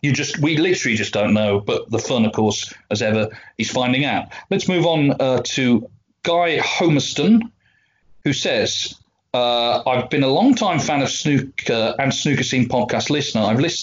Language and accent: English; South West England, United Kingdom; I grew up in Cornwall, so the highlight of the calendar was undoubtedly the Regal Cornish